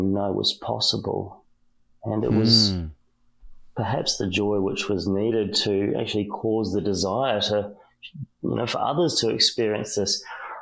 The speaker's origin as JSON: {"language": "English", "country": "New Zealand", "said": "I'm a Kiwi, I'm from New Zealand"}